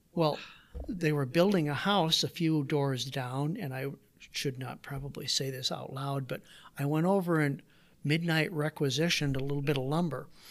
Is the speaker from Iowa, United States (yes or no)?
yes; Waterloo, Iowa, United States; also born or lived in Davenport, Iowa; I grew up, so I was born in Davenport, Iowa, did my grade school years in Waterloo.